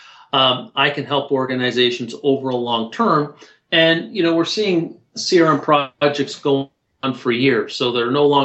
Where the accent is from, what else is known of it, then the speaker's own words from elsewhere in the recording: Toronto, Ontario, Canada; I'm from Toronto